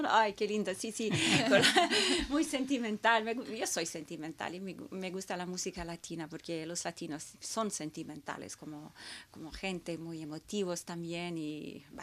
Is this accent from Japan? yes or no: yes; Tokyo, Japan; born there; Y también porque yo nací en Tokio